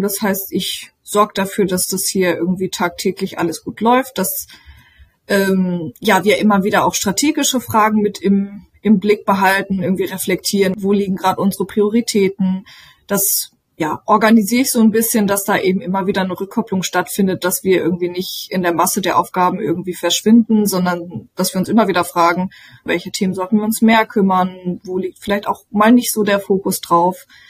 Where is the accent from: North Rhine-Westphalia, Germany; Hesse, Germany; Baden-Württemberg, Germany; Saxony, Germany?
North Rhine-Westphalia, Germany; Lüdenscheid; also born or lived in Duisburg; now in Berlin, Germany; ich komme ursprünglich äh, aus Lüdenscheid, das heißt vom Rand des Ruhrgebiets